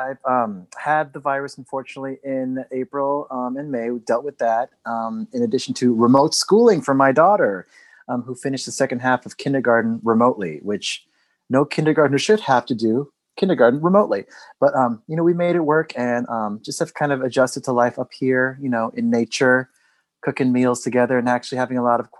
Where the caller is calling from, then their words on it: Saugerties, New York, United States; also born or lived in Korea; I go by he, him, his, and I'm calling from Saugerties, New York, upstate.